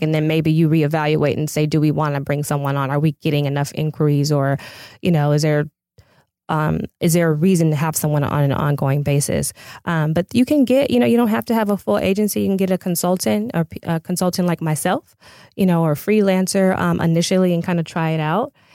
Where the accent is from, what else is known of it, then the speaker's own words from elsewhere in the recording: Pasadena, California, United States; I'm a native of L A County